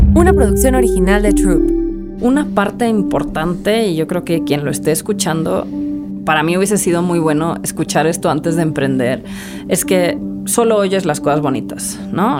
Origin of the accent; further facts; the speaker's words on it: Madrid, Community of Madrid, Spain; moved away as an adult; also born or lived in United States; now in Mexico; yo crecí en Madrid